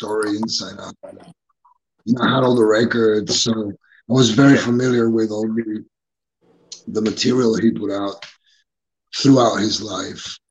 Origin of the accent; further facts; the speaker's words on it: Barcelona, Catalonia, Spain; now in Brazil; I'm originally from Barcelona, Spain